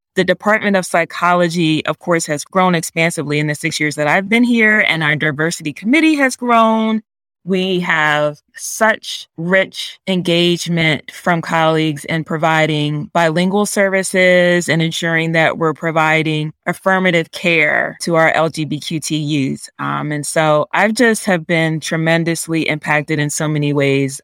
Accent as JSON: {"language": "English", "region": "Delaware", "country": "United States", "tie": "born or raised there", "said": "I was actually born and raised in Delaware"}